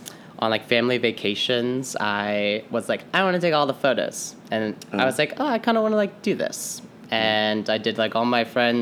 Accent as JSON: {"language": "English", "town": "Kutztown", "region": "Pennsylvania", "country": "United States", "said": "So I'm from Kutztown, Pennsylvania. It's like an hour west of here, Philly."}